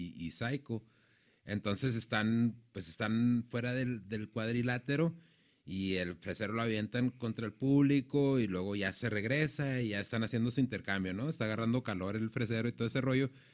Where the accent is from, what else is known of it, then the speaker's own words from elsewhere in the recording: Mexico; sabemos nosotros como mexicanos